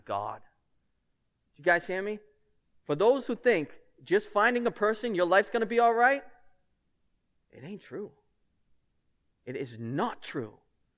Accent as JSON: {"language": "English", "town": "Lynn", "region": "Massachusetts", "country": "United States", "accent": "thick Lynn", "said": "my thick Lynn accent"}